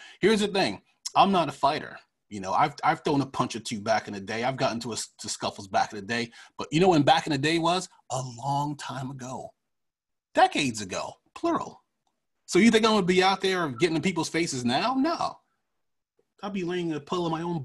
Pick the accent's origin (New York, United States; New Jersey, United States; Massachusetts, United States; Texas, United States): New York, United States; Freeport; moved away; I've lived in New York. And when I did live in New York, mostly we had our own police force